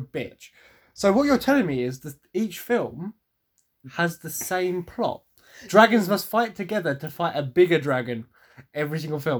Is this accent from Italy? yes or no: no; England, United Kingdom; So am I, but I know that Vikings are really called Hingadingas.